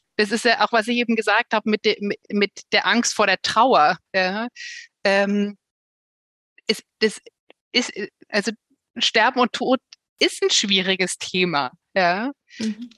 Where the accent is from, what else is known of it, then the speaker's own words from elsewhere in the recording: Bavaria, Germany; hier bei uns in Bayern